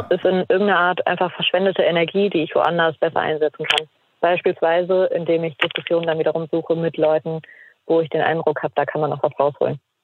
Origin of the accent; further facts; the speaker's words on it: Mecklenburg-Vorpommern, Germany; Also ich komme aus Mecklenburg-Vorpommern und da waren wir ähm, dort im Landtag in Schwerin